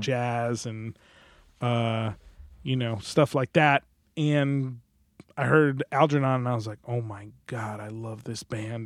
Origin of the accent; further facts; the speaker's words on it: New Jersey, United States; moved away as an adult; I'm from New Jersey